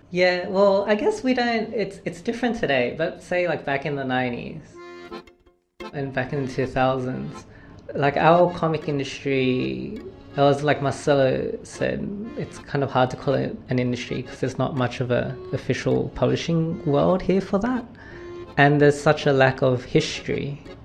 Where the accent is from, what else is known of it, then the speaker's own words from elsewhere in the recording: Australia; moved away as an adult; now in New York, United States; I've come back home to my hometown